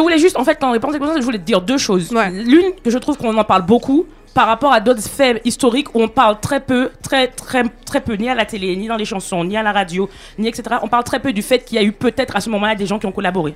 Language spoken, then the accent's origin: French; Martinique; moi, par exemple, en tant que Martiniquaise